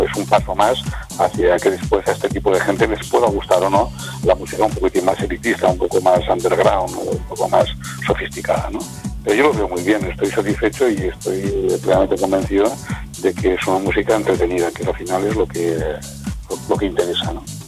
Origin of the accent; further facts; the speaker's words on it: Aragon, Spain; es mi tierra, ¿no? Estamos en Aragón, estamos en Zaragoza